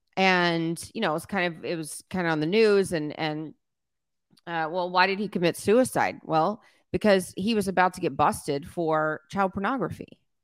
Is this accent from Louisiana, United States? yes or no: yes; South Louisiana, United States; I was raised in South Louisiana where everybody's Catholic